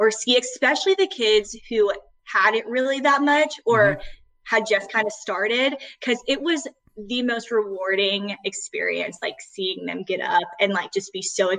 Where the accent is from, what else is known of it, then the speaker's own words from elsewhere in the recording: Arkansas, United States; I am from Arkansas